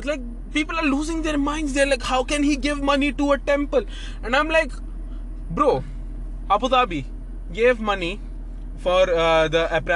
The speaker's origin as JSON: {"language": "English", "country": "Pakistan", "lives_now": "United Arab Emirates", "said": "I'm a Pakistani, okay?"}